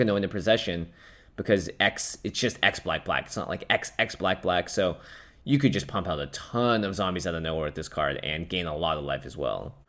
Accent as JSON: {"language": "English", "town": "Seattle", "region": "Washington", "country": "United States", "tie": "born or raised there", "moved": "yes", "said": "I grew up in Seattle."}